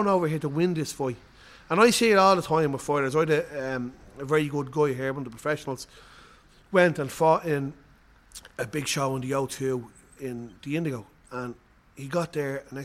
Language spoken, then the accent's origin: English; Ireland; we're from Ireland, the fighting Irish.